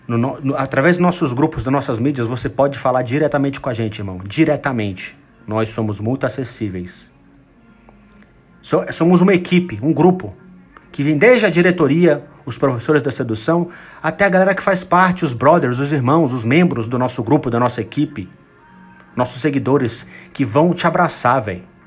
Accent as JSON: {"language": "Portuguese", "country": "Brazil", "said": "a grande maioria deles somos brasileiros"}